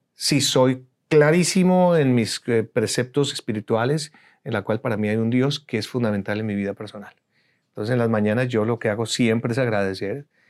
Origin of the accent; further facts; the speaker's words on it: Colombia; moved away as an adult; now in United States; Soy colombiano, soy egresado de la Universidad Javeriana, soy comunicador social